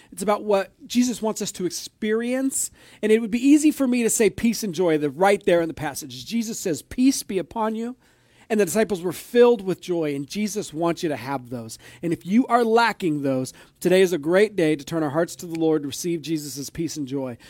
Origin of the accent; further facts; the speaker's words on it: Orville, United States; I grew up here in Orville